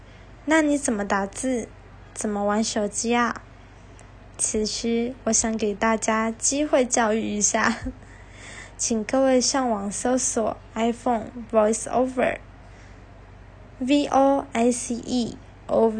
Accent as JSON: {"language": "Chinese", "country": "Taiwan"}